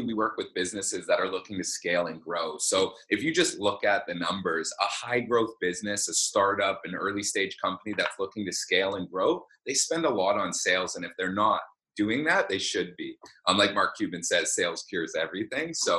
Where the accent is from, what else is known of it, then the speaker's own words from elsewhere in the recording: Vancouver, British Columbia, Canada; I grew up in Vancouver. I've lived here my entire life